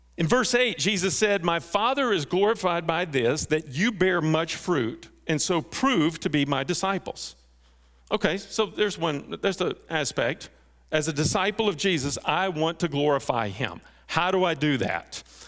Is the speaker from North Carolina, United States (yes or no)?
no; North Texas, United States; I grew up in North Texas